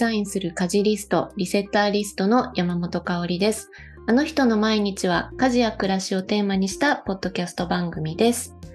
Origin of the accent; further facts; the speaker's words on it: Fukui, Japan; born there; 母方の実家が福井県で、